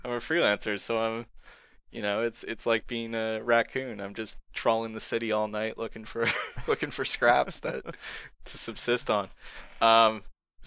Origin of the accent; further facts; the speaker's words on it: Canada; I'm a Canadian